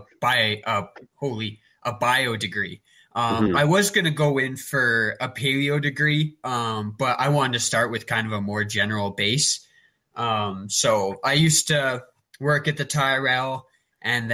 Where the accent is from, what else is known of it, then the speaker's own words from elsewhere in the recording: Acme, Alberta, Canada; I grew up in Acme, Alberta, if you have any idea where that is. It's just really small town, like 600-700 people